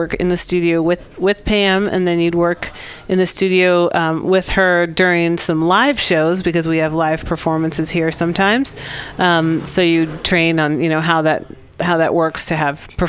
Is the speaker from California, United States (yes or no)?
yes; San Francisco, California, United States; also born or lived in Santa Barbara; I grew up in San Francisco near Ocean Beach, and then went to UC Santa Barbara